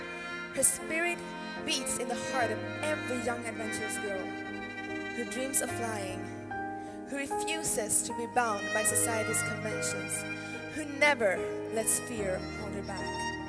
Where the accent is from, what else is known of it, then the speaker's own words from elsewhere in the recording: Downey, California, United States; born there; I was born in Downey, California in 1983.